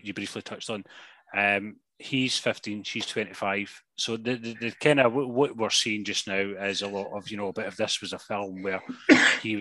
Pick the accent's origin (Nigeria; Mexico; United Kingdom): United Kingdom; we're British